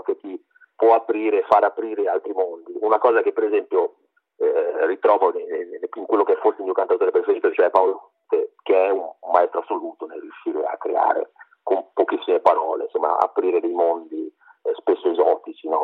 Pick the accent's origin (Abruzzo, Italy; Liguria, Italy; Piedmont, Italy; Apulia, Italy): Liguria, Italy; Sarzana; now in Massa, Italy; io vengo da una zona, io sono di Sarzana, in Liguria, ma al confine con la Toscana, vivo a Massa